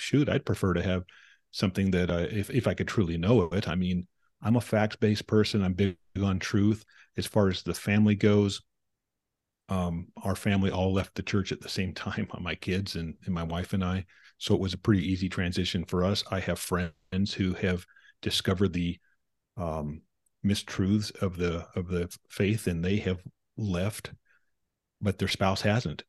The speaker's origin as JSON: {"language": "English", "town": "Provo", "region": "Utah", "country": "United States", "tie": "born or raised there", "said": "I was born in Provo, Utah, to two people going to Brigham Young University."}